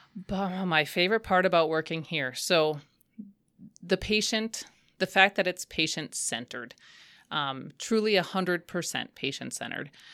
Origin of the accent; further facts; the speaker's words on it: Waupaca, Wisconsin, United States; I grew up in the Wopaca area.